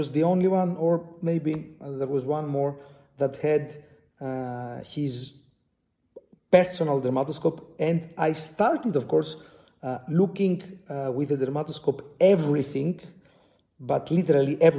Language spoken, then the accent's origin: English; Greece; from Greece, from the Aristotle University of Thessaloniki